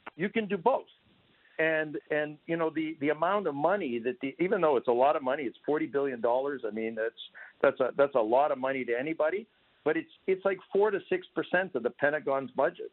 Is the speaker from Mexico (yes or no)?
no; Canada; now in Ukraine; I come from Canada